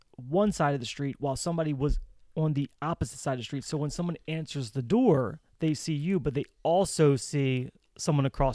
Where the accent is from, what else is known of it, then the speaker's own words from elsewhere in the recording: Baltimore, Maryland, United States; accent: Baltimore; my Baltimore accent.